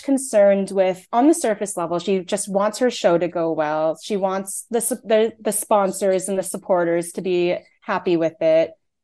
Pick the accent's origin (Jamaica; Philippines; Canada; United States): Canada; I'm Taiwanese Canadian, but I was born in Canada. Both my parents were born in Taiwan. I don't speak Mandarin